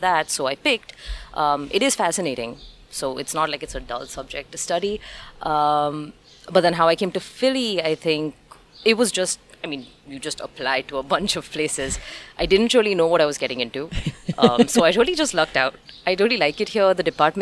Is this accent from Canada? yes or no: no; Mumbai, Maharashtra, India; moved away as an adult; now in Philadelphia, United States; I'm from Mumbai, so yeah. I've never really lived outside of a city.